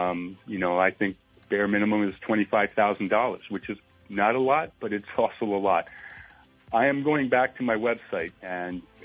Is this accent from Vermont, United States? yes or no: yes; Vermont, United States; moved away as an adult; also born or lived in Rutland, Vermont / Jay, Vermont / Northfield, Vermont / central Maine; now in Maine, United States; Born and raised in Vermont, moved several times throughout the state. Rutland, Jay, ended up in Northfield